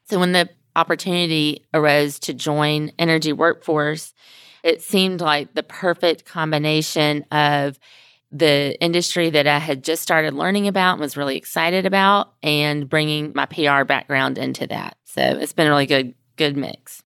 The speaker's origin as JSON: {"language": "English", "town": "Mobile", "region": "Alabama", "country": "United States", "moved": "yes", "lives_now": "Houston, United States", "said": "I live in Houston, but I'm not from Houston. I'm originally from Alabama"}